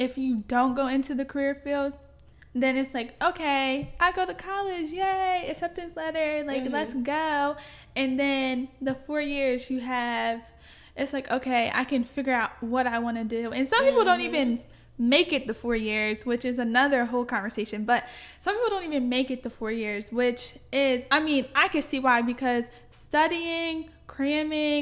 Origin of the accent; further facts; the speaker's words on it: Maryland, United States; moved away as an adult; now in Reading, United States; I came from Maryland